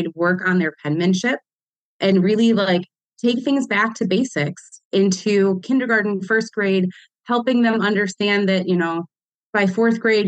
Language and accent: English; Detroit, Michigan, United States; I grew up here in Metro Detroit